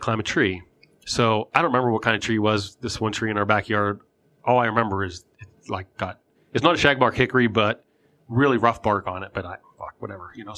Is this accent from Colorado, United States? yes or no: no; New Wilmington, Pennsylvania, United States; growing up where we grew up here, I grew up in New Wilmington, right? Kind of a rural area